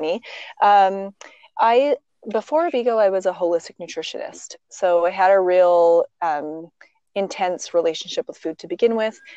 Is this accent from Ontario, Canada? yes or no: no; Olds, Alberta, Canada; also born or lived in Calgary; originally I'm actually from Alberta. I grew up in oh, the okay. prairies. I grew up in many communities, primarily olds, and then moved to Calgary in my, you know, late